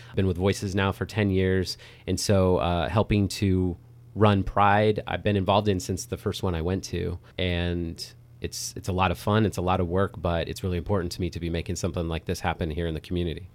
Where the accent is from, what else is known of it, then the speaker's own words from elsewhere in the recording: Napa, California, United States; I grew up here in Napa.